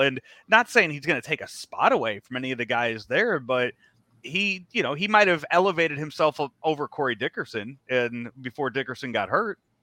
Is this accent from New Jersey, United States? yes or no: no; Chicago, Illinois, United States; as a kid growing up in the South Side of Chicago